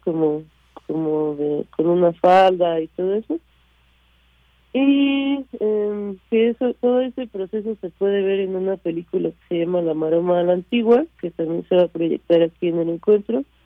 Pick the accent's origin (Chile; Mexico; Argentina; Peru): Mexico; also born or lived in France; yo soy franco mexicana, nací en Francia y crecí en México